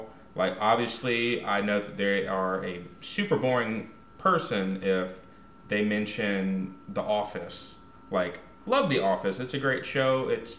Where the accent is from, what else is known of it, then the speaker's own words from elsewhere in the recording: Huntsville, Alabama, United States; I may have been born and raised in Huntsville, Alabama, but, like, I don't think I have an accent at all. I say y'all. That's about it. I say y'all and Roll Tide.